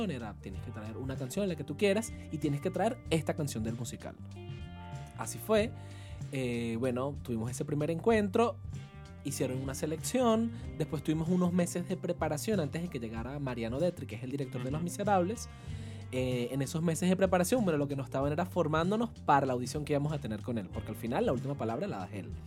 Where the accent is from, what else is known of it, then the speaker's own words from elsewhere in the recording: Venezuela; Venezuela es un país muy musical.